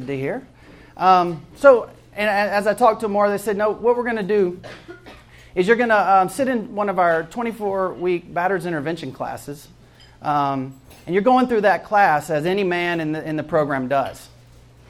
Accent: Jackson, Mississippi, United States; moved away as an adult; also born or lived in Atlanta, Georgia; I actually grew up in Jackson, Mississippi

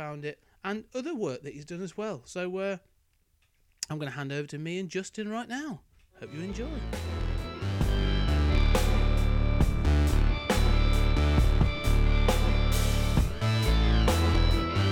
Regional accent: United Kingdom; being a Brit

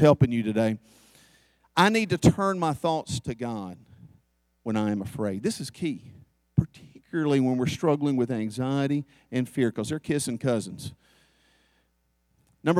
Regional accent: the South, United States; I'm from the South.

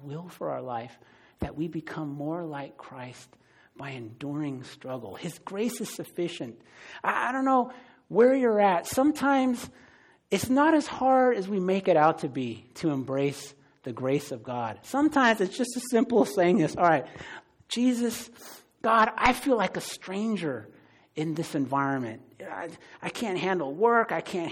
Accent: San Francisco, California, United States; I grew up in the Bay Area. I'm from San Francisco

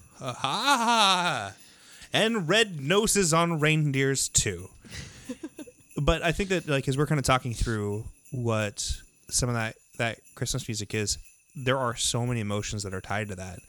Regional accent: West Coast, United States; moved away; I grew up on the West Coast

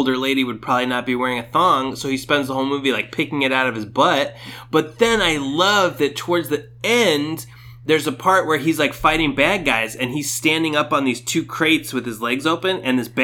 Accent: Orange County, California, United States; I'm from Orange County

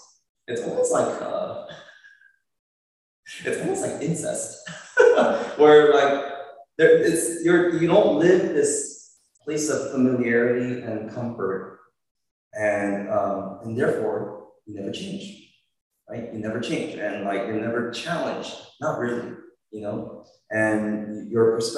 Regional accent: United States; I'm Korean American, right? And I grew up in a Korean Presbyterian church

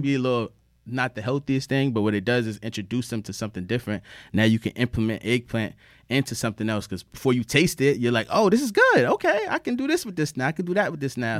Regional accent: Norfolk, Virginia, United States; also born or lived in New Haven, Connecticut; we moved from New Haven down to Norfolk, Virginia about wanna say ninety-three or ninety-four, I was three years old

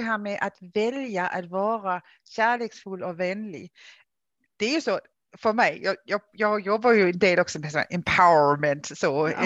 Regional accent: Denmark; Swedish is a second language; now in Sweden; Jag är ju dansk. Det känns som jag alltid behöver liksom säga det här i Sverige. Jag är dansk från början, som ni tycker jag har en konstig dialekt så det är därför. Ehm, har ju då bott i Sverige i många år

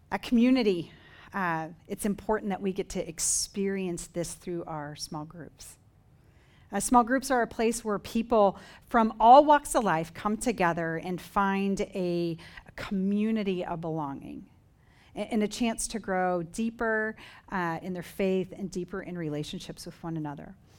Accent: Dover, Oklahoma, United States; moved away; My hometown, Dover, Oklahoma, population five hundred

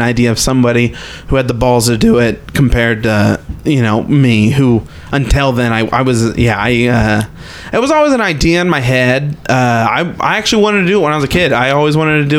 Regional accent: St. Joseph, Missouri, United States; moved away as an adult; now in Austin, United States; I grew up in St. Joe's, Missouri

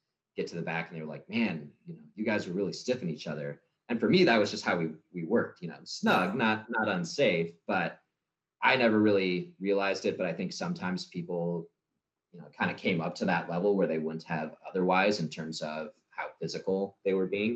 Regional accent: San Diego, California, United States; I'm from San Diego area

